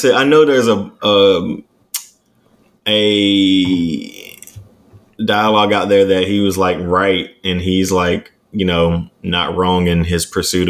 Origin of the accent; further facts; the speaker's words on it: United States; moved away; that is Rayford all up in that show. That's what all I think about is my hometown.